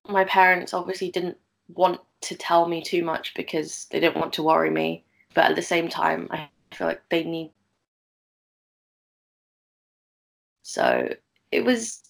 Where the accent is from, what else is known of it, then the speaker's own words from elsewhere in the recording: London, United Kingdom; So I was born in London and I've lived in London basically my whole life.